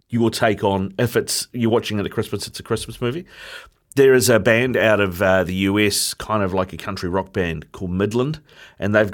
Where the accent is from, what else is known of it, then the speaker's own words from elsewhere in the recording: England, United Kingdom; Uh, as an Englishman, uh, Charlie, that's got to bring a smile to your face